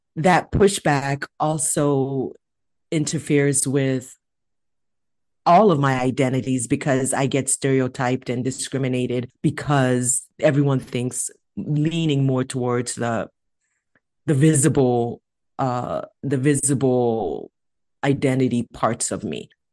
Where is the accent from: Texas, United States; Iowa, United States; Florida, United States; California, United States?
California, United States; I'm from California